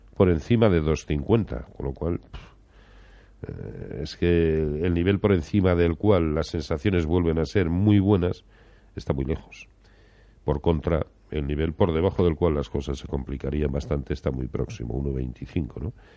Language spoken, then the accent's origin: Spanish; Valladolid, Castile and León, Spain; yo como soy de Valladolid